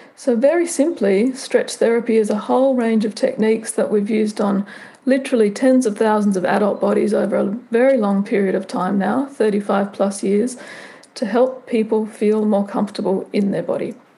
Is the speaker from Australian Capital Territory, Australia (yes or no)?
yes; Canberra, Australian Capital Territory, Australia; I'm Australian. I grew up in Canberra, which is the national capital.